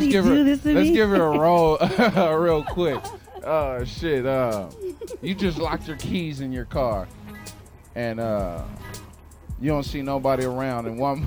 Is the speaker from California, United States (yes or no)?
yes; Stockton, California, United States; also born or lived in San Francisco; I was born in San Francisco, raised in Stockton.